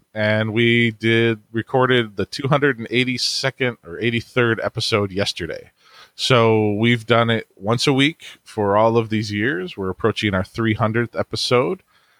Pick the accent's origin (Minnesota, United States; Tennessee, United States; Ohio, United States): Ohio, United States; Cleveland; I'm from Cleveland, Ohio, and I have a family